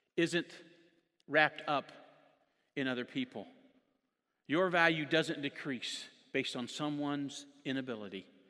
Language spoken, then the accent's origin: English; Jonesboro, Indiana, United States; moved away as an adult; now in Sacramento, United States; I grew up in Jonesboro